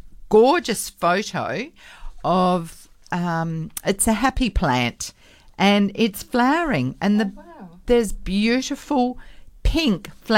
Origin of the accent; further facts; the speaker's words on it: Perth, Western Australia, Australia; growing up in North Beach